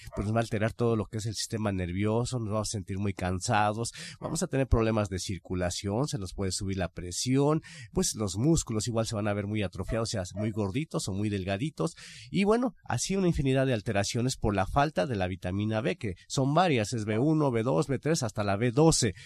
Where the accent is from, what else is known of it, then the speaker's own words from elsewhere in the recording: Mexico; como buenos mexicanos